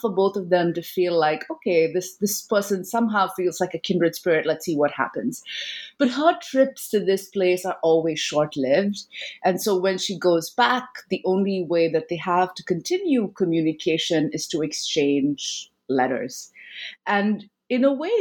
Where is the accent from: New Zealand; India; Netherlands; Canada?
India; my own, you know, childhood growing up in India